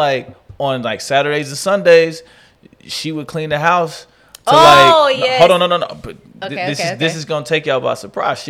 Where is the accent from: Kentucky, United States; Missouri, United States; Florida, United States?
Missouri, United States; Kansas City; Growing up in Kansas City, we make them every Thanksgiving.